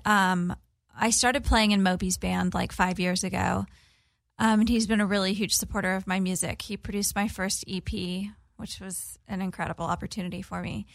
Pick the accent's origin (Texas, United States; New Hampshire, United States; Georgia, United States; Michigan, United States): Texas, United States; Corpus Christi; I'm from a small town in Texas on the Gulf of Mexico. Born and raised, my family's still there.